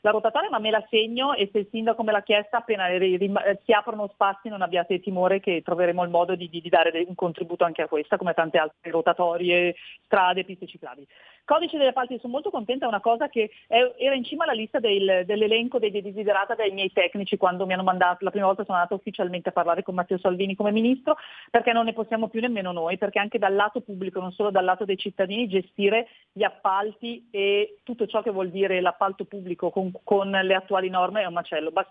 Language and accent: Italian; Lombardy, Italy; io sono convinta da lombarda, ma con poca umiltà forse, di poter assolutamente dimostrare che la Lombardia non solo può fare del bene ancora di più per i lombardi, ma per tutta l'Italia